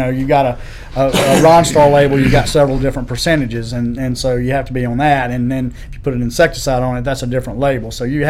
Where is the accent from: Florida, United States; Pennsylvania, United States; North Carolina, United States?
North Carolina, United States; Burlington; I grew up in Burlington, North Carolina